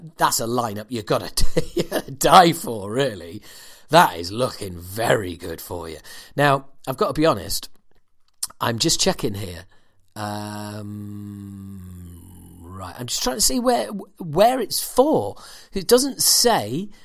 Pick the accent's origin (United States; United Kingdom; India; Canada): United Kingdom; Yorkshire and the Humber; I'm from Yorkshire